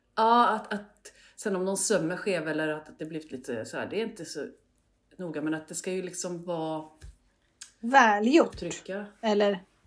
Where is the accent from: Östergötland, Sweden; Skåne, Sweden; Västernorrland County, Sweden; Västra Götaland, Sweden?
Västra Götaland, Sweden; Hällsjunga; en by som heter Hållsjunga. Fint som ligger ungefär mittemellan Borås och Falkenberg.